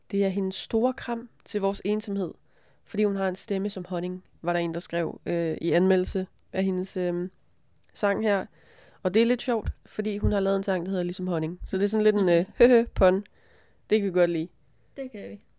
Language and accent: Danish; near Brylle, Funen, Southern Denmark, Denmark; tæt på, hvor jeg kommer fra